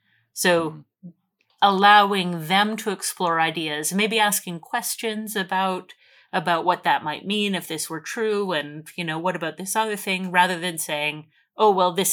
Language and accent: English; Alberta, Canada; I was talking about growing up in Alberta, in sort of farm country, where we're surrounded by farmers and people killed their own meat and that sort of thing.